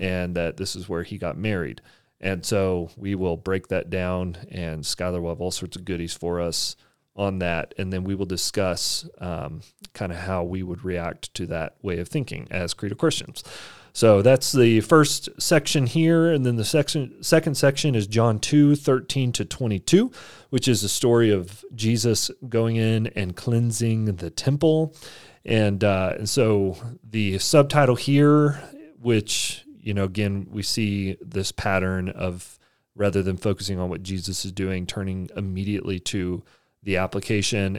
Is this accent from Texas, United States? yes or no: yes; Texas, United States; I grew up in Texas and I didn't learn Spanish